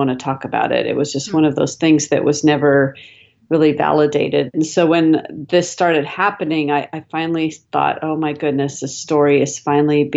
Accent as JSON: {"language": "English", "town": "Seattle", "region": "Washington", "country": "United States", "moved": "yes", "lives_now": "Dallas, United States", "said": "I'm actually originally from Seattle"}